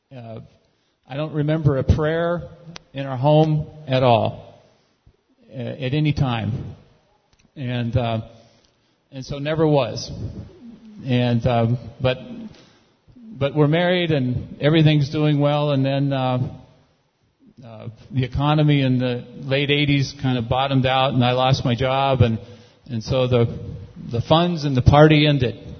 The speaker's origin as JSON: {"language": "English", "region": "California", "country": "United States", "tie": "born or raised there", "said": "I grew up in California"}